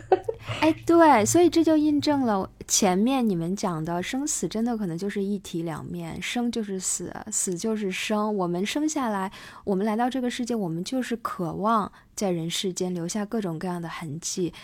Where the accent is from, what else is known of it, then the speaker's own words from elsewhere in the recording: China; 我们中国人